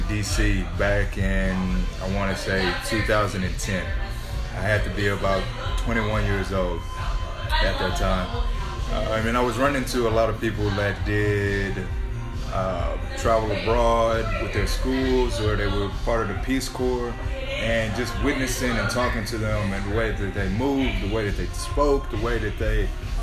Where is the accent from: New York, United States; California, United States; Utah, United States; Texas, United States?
Texas, United States; Dallas; moved away as an adult; also born or lived in New Orleans, Louisiana / London / Miami; I'm just a true old Southern boy from Dallas, Texas